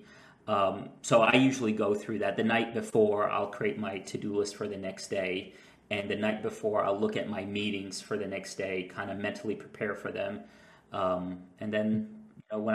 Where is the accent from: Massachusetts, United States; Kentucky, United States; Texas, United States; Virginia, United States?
Kentucky, United States; Louisville; also born or lived in Muscat, Oman; I grew up in Louisville, Kentucky